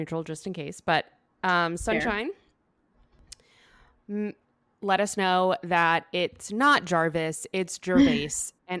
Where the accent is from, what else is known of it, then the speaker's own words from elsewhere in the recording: Boston, Massachusetts, United States; I grew up in Boston, obviously.